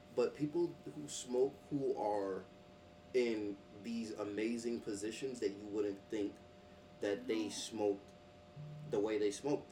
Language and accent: English; New York City, New York, United States; growing up in Brooklyn